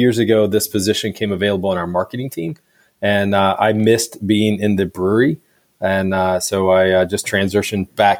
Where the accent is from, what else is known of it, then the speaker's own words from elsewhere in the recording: Virginia, United States; moved away as an adult; now in Kansas City, United States; I was born and raised in Virginia